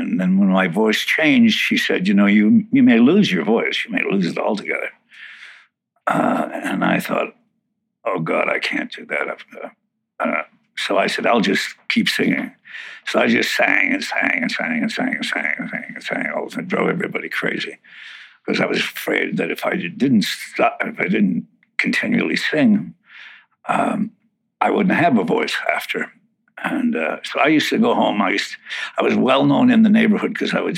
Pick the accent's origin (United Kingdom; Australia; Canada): Canada; Winnipeg, Manitoba; Born in Winnipeg, Manitoba, Canada